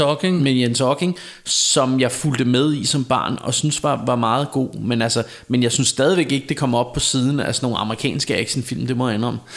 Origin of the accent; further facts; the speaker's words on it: Denmark; jeg er vant til at høre dansk, fordi jeg er dansker, og fordi jeg kender det danske sprog